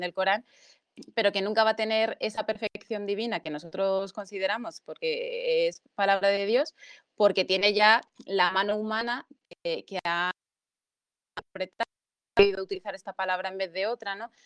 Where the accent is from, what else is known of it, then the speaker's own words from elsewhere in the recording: Spain; yo he nacido aquí, llevo toda mi vida aquí